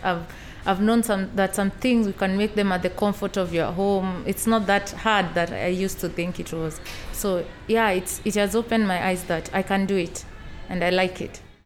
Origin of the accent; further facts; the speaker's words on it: Kenya; moved away; I come from Kenya and I'm 28 years old.